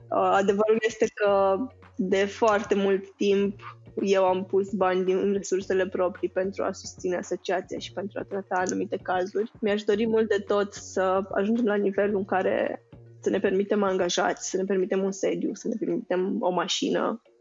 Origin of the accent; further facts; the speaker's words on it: Romania; noi ca români